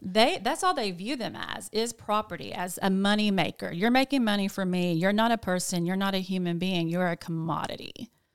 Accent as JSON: {"language": "English", "town": "Jonesboro", "region": "Arkansas", "country": "United States", "also_born_or_lived": "Nashville, Tennessee", "moved": "as an adult", "said": "I am from Jonesboro, but I did move to Nashville, Tennessee, um, in like two thousand eight"}